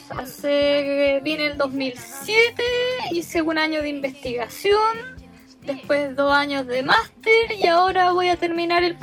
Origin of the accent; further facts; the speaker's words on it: Busan, South Korea; Spanish is a second language; now in Japan; Bueno, soy coreana, eh, soy de Busan y tengo 26